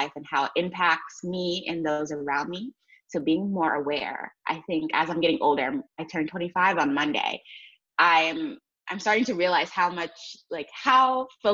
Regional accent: New York City, New York, United States; moved away as an adult; now in Atlanta, United States; I'm originally from, born and raised in New York City, but now I live in Atlanta, Georgia

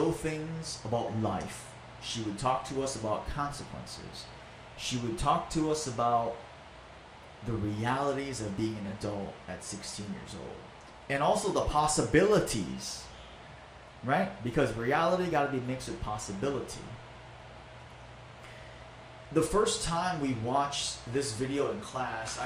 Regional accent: Maui, Hawaii, United States; English is a second language; I was born and raised in Maui.

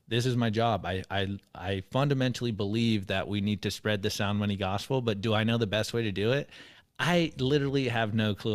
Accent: San Diego, California, United States; moved away as an adult; also born or lived in Mexico; now in Texas, United States; I grew up in California. I'm from San Diego

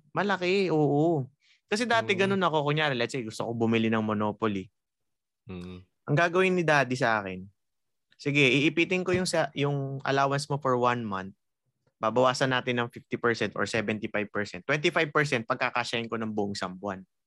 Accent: Rizal, Calabarzon, Philippines; tubong Rizal ako

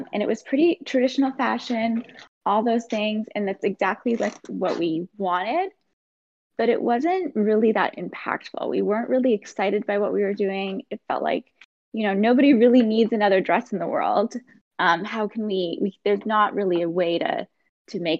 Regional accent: Saskatoon, Saskatchewan, Canada; I'm originally from Saskatoon, which is a small city kind of in the middle of Canada. I grew up there

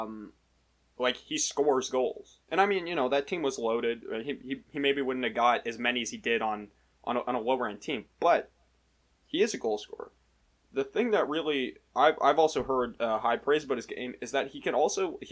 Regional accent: Canada; we are both Canadian.

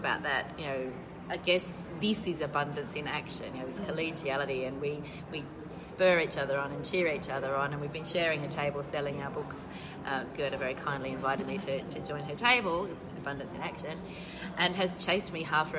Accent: Australia

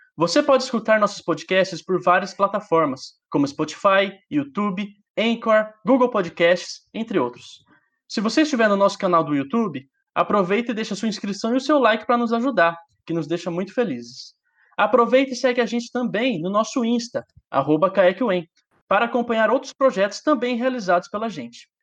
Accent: Mato Grosso do Sul, Brazil; é em Mato Grosso do Sul, é o estado onde eu nasci

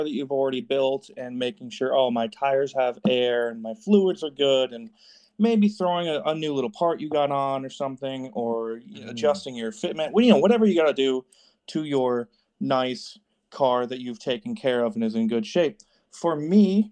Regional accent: Northeast Connecticut, United States; I'm from Northeast Connecticut in New England. I'm 10 minutes from Rhode Island border

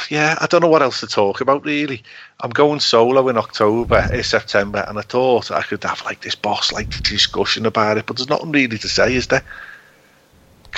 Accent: Liverpool, North West England, United Kingdom; accent: Scouse

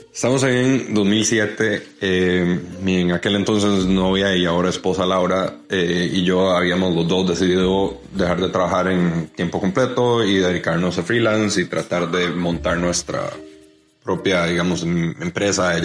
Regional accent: Costa Rica; como buenos ticos

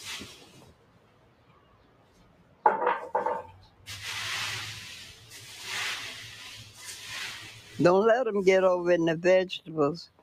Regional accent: Henderson, North Carolina, United States; born or raised there

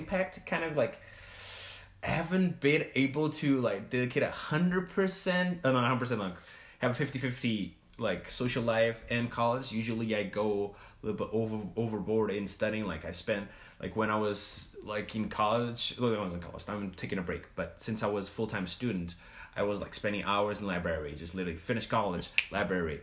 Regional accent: Portugal; moved away as an adult; also born or lived in Provo, Utah / Salt Lake City, Utah; now in United States; I'm from Portugal.

